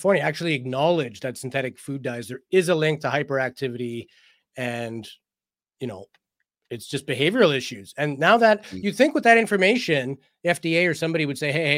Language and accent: English; Canada; I am Canadian